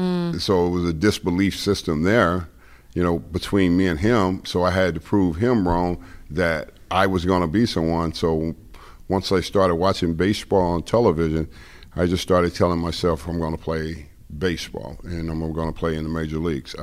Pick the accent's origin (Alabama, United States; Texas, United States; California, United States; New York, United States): California, United States; Los Angeles; I grew up in South Central L.A. and went to Crenshaw High, and I played sports